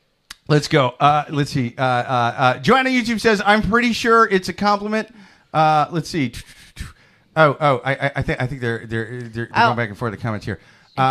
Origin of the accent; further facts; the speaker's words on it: Midwest, United States; I'm from the Midwest.